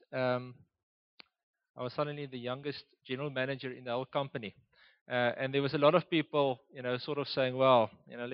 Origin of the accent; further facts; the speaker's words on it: Oudtshoorn, Western Cape, South Africa; now in Gauteng, South Africa; I was born and raised in Oudtshoorn